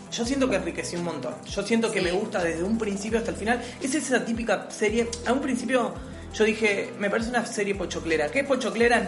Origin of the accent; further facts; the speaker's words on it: Rosario, Santa Fe, Argentina; now in Buenos Aires, Argentina; soy de Rosario. Actualmente estoy viviendo en Capital Federal